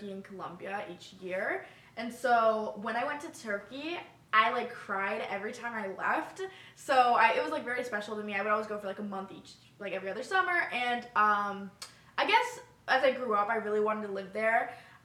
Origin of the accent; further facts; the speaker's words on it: Northern Virginia, United States; also born or lived in Pittsburgh; I grew up in Virginia, and I have one brother